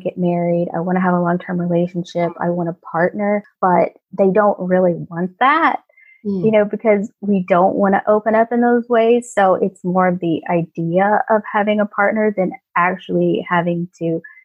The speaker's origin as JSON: {"language": "English", "region": "Mississippi", "country": "United States", "tie": "born or raised there", "also_born_or_lived": "Ohio / Kentucky", "moved": "as an adult", "said": "I moved away from my hometown a month after I turned 18. And I moved from Mississippi to Ohio"}